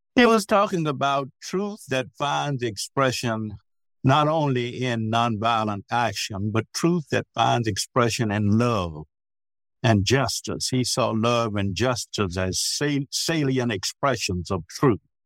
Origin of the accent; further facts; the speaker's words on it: the South, United States; When I grew up in the South